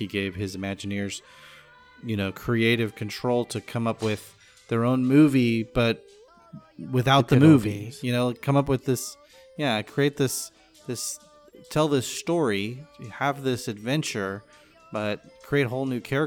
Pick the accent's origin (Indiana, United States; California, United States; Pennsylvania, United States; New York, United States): California, United States; growing up in California